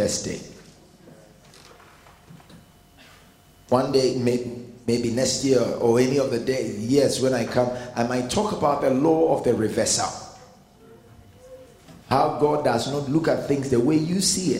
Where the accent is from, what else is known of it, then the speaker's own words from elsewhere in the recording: Ghana; I am not an Englishman. Never. I mean, I am a Ghanaian